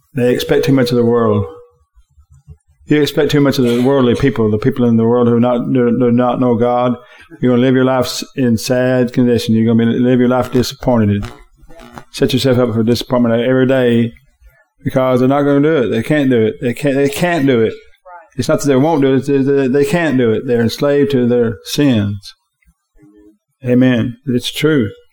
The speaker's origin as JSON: {"language": "English", "country": "United States", "said": "my freedom as an American."}